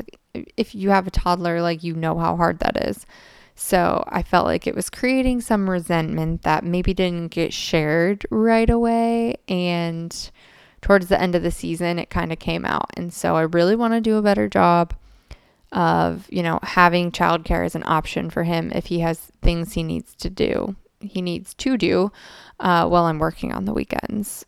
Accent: United States; as an American

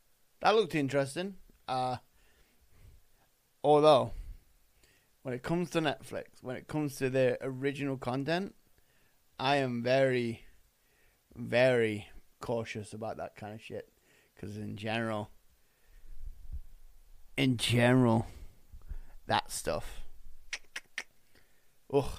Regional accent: Winnipeg, Manitoba, Canada; This was filmed in my hometown

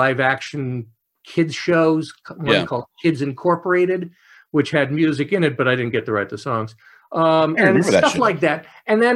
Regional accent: Los Angeles, California, United States; I'm born and raised in Los Angeles.

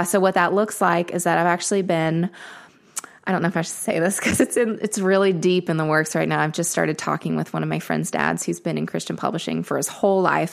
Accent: Murfreesboro, Tennessee, United States; also born or lived in Nashville; I grew up in Murfreesboro

